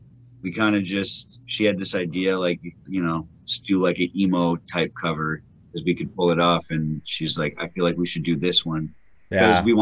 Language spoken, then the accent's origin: English; Illinois, United States; we're from Illinois where it's flat as fuck everywhere